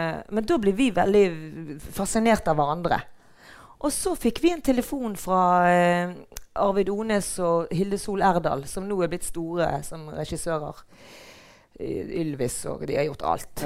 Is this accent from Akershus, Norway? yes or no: no; Bergen, Vestland, Norway; also born or lived in Mathopen; Jeg er fra Brinken